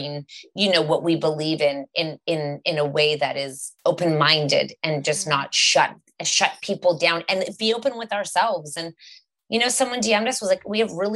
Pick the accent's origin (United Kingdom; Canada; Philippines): Canada; we're from Canada and we're quite liberal and open here.